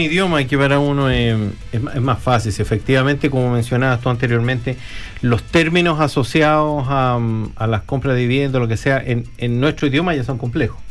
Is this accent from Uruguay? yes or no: no; Chile; now in New Zealand; nosotros somos chilenos